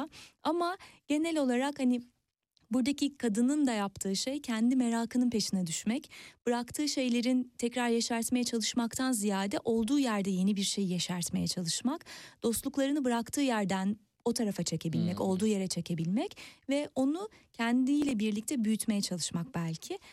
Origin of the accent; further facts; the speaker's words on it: near Kandıra, Kocaeli, Turkey; benim e, büyüdüğüm yere çok yakın Kandıra'da